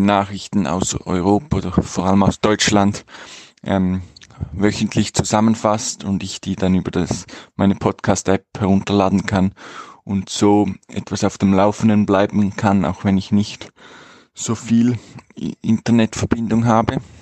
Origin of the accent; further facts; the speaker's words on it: Switzerland; moved away as an adult; ich komme aus der Schweiz